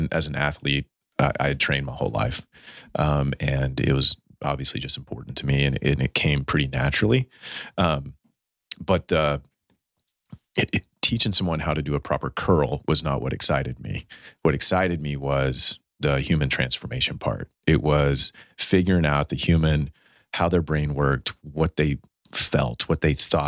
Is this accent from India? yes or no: no; Irving, Texas, United States; I grew up in Irving, Texas, a very, very humble normal life, family of four